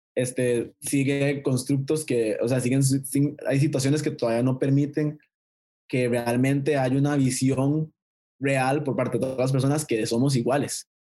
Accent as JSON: {"language": "Spanish", "country": "Costa Rica", "said": "mi país"}